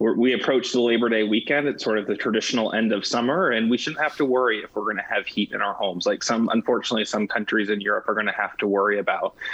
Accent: United States; one of the, the, the, greatest things about being an American is our ability to innovate

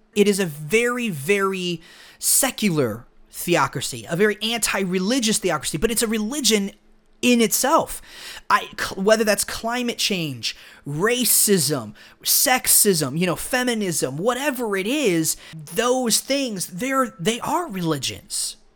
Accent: United States; we grew up here in America

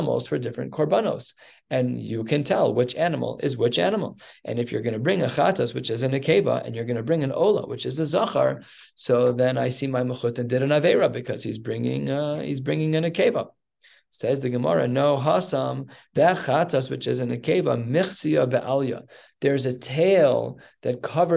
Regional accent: Evanston, Illinois, United States; I was born in Evanston Hospital

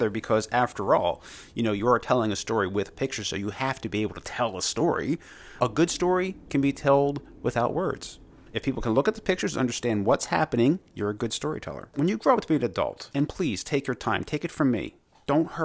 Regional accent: Delaware, United States; I am from Delaware

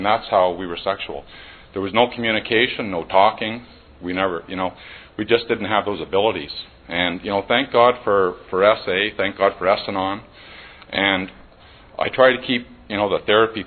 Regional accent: Barrie, Ontario, Canada; I'm from Barrie, Ontario

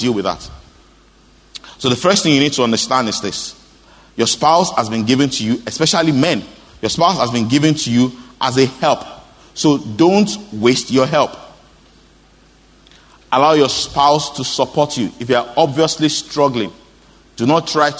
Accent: Osogbo, Osun, Nigeria; I grew up in Oshobo

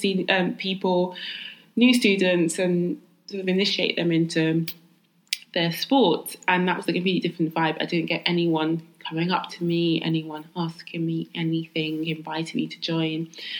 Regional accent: London, United Kingdom; Jamaican and my dad's family from Barbados. But I was born and raised in London, East London girl.

